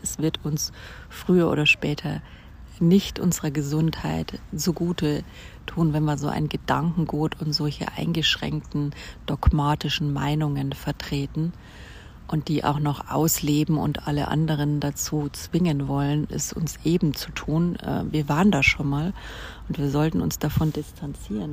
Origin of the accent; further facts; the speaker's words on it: Germany; Deutschland, wo ich aufgewachsen bin